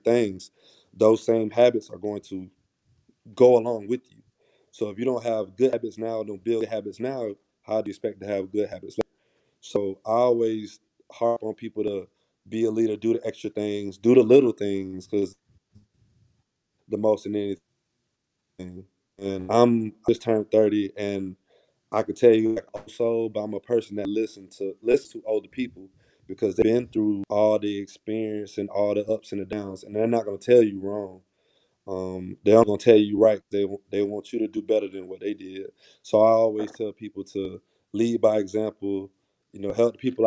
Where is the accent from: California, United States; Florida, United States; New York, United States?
Florida, United States; Tallahassee; I'm born and raised in Tallahassee, Florida.